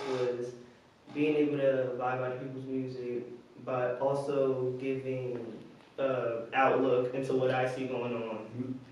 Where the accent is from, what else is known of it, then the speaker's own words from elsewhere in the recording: New Jersey, United States; now in Richmond, United States; I'm from, yeah, I'm from Jersey. I went to Richmond maybe five years ago. Yeah, 2017.